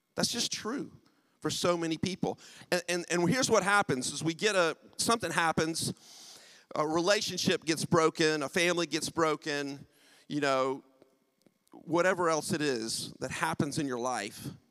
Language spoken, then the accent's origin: English; United States; accent: American; moved away as an adult; also born or lived in United Kingdom; now in St Albans, United Kingdom; I'm from the U.S. My wife and I moved to the U.K. 23 years ago. Haven't lost the accent at all